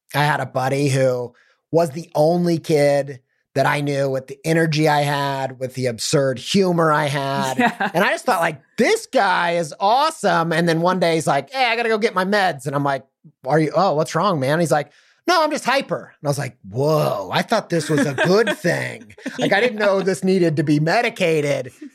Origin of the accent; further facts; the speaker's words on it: Midwest, Indiana suburbs, United States; growing up in the Midwest and the suburbs